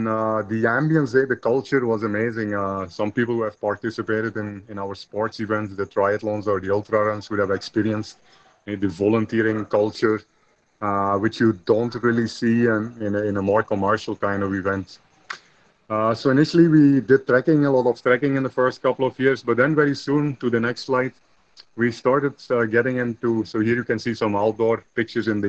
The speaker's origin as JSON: {"language": "English", "country": "Belgium", "tie": "born or raised there", "said": "I was born in Belgium, I think I was very fortunate to grow up in like a small village, actually, the green outskirts on a farm"}